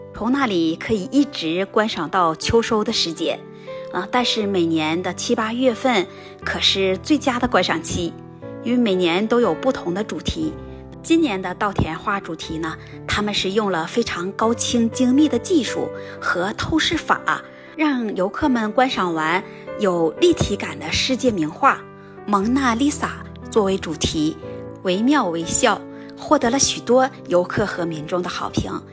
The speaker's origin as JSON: {"language": "Chinese", "country": "China", "also_born_or_lived": "Nagano Prefecture, Japan", "moved": "yes", "lives_now": "Nagano, Japan", "said": "我们国家"}